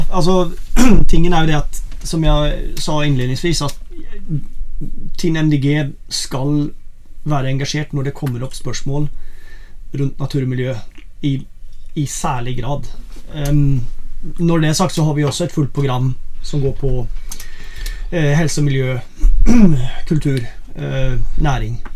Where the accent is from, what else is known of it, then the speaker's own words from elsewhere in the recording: Sweden; now in Rjukan, Norway; jeg er opprinnelig svensk. Jeg har bodd i Norge i 25 år. Rjukan 25 år.